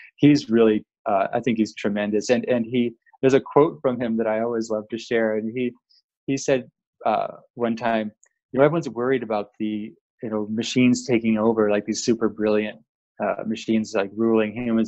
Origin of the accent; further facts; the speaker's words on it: Seattle, Washington, United States; I grew up in Seattle, Washington